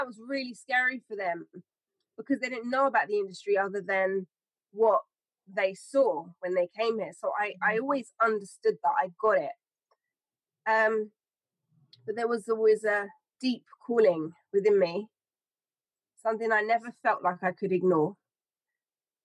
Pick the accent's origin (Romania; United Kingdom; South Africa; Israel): United Kingdom; Hounslow, London; when I was growing up in Hounslow, I never really felt it was a place of creativity.